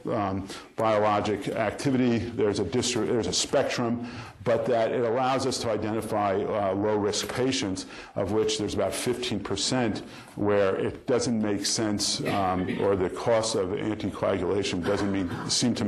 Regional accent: New York, United States; I'm from New York

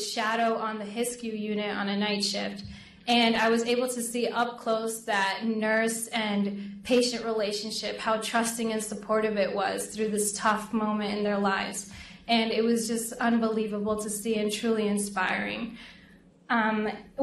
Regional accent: Lawrence, Massachusetts, United States; my city back home, Lawrence, Massachusetts, which is majority a Hispanic population. Being Latina myself, and also how my community has supported me all my life

